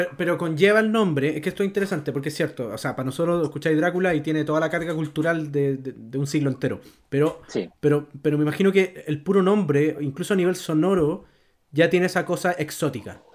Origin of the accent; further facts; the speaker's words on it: Chile; como chileno